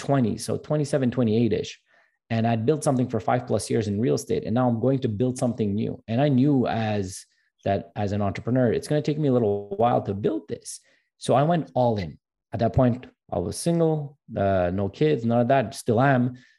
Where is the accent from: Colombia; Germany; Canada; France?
Canada; Montreal, Quebec; that speech was actually in French because I'm from Montreal